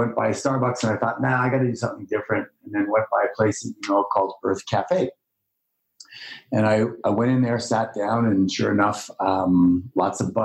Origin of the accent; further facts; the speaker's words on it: Canada; moved away as an adult; now in Los Angeles, United States; I grew up in Canada